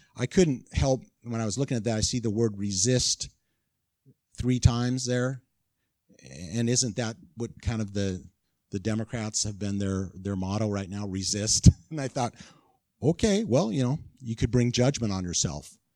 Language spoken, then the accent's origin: English; California, United States; moved away; I'm from California